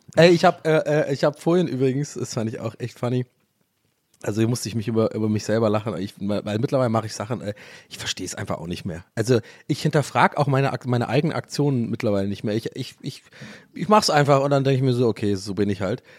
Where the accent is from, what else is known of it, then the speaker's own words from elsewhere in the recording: near Stuttgart, Baden-Württemberg, Germany; ich komme ja aus der Nähe von Stuttgart